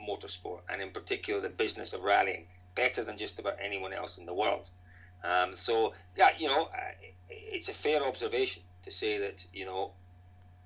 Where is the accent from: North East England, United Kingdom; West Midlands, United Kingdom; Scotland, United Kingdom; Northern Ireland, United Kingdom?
Scotland, United Kingdom; accent: Scottish; growing up in Scotland